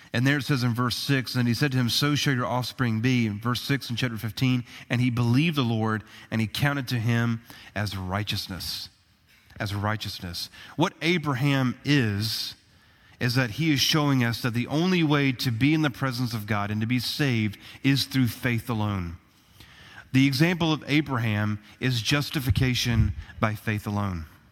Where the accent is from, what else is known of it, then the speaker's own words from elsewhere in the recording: United States; as American citizens